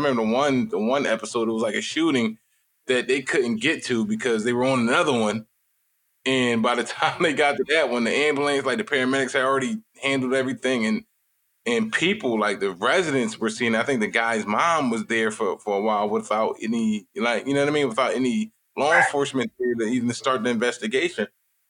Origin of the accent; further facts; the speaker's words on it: Philadelphia, Pennsylvania, United States; I'm from Philly, so I'm from a city where our crime is ridiculous.